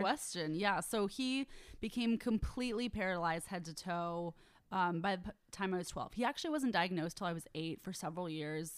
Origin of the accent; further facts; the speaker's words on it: Bay Area, California, United States; I'm from the Bay Area